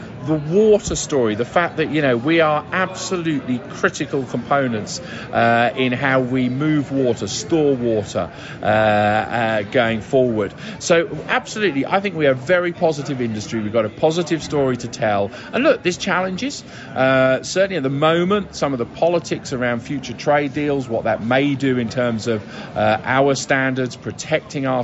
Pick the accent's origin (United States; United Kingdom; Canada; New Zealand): United Kingdom; as a British farmer